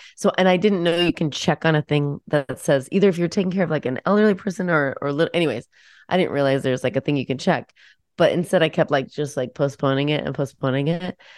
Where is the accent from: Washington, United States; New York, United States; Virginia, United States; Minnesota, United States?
Washington, United States; moved away; I grew up in Washington State